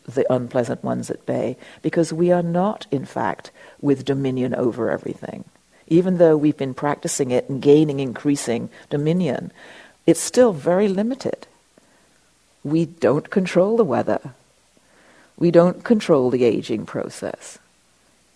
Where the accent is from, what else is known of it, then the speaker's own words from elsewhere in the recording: England, United Kingdom; I was raised in England